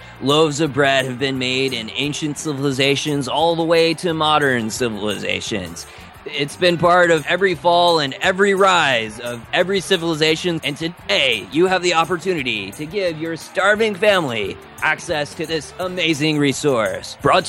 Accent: El Paso, Texas, United States; I grew up in El Paso, Texas, and I never really had many people who accepted me there

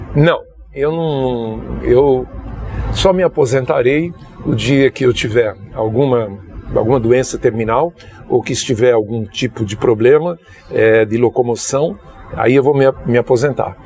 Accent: Juazeiro, Bahia, Brazil; Eu sou natural de Juazeiro da Bahia

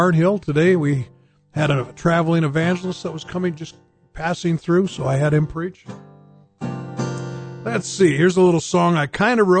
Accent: Bismarck, North Dakota, United States; now in Dickinson, United States; We lived in Bismarck. We grew up in Bismarck

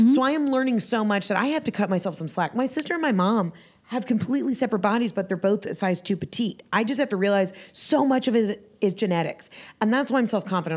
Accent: Atlanta, Georgia, United States; also born or lived in Johns Creek, Georgia; I'm from Atlanta, Atlanta

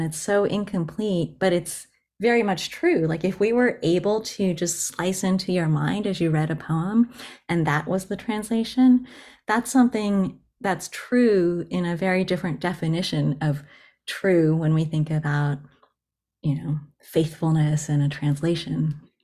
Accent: United States; first language Japanese; English is a second language; also born or lived in Japan; And then I grew up in the U S and was educated in English

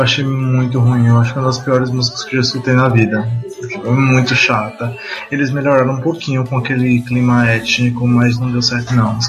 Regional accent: Brazil; nós somos brasileiros

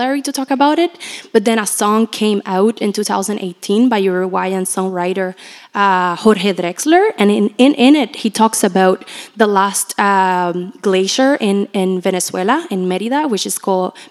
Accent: Puerto Rico; moved away; I'm from Puerto Rico, so a lot of my family and friends survived Hurricane Maria in 2017.

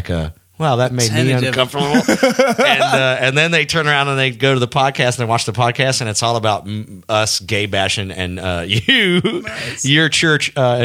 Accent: the South, United States; now in Atlanta, United States; I'm from the South

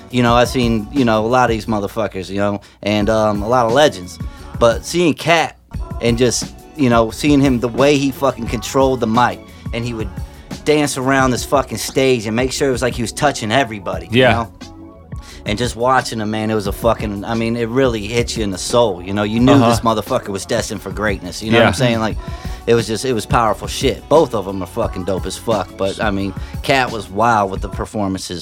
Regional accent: Myrtle Beach, South Carolina, United States; moved away as an adult; now in St. Louis, United States; I grew up in Myrtle Beach, South Carolina. A lot of people don't know that, but I spent most of my high school, middle school there

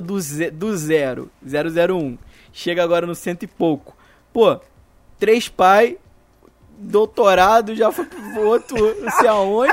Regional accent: Brazil; como brasileiro

